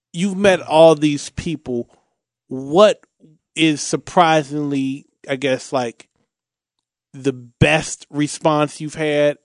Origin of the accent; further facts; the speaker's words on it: Cincinnati, Ohio, United States; I'm from Bond Hill, um, um, Shane Kerr, he grew up, um, just a few blocks from me.